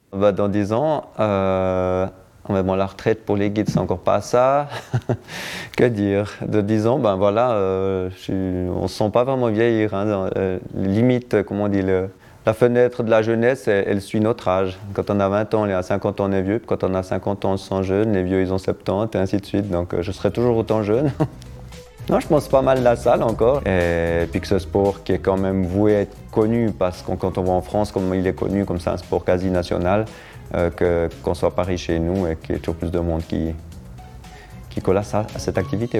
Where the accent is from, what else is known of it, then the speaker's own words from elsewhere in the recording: Château-d'Oex, Vaud, Switzerland; je suis né à Châteaudet et on a fait beaucoup de ski avec euh, mon père et ma mère qui est prof de ski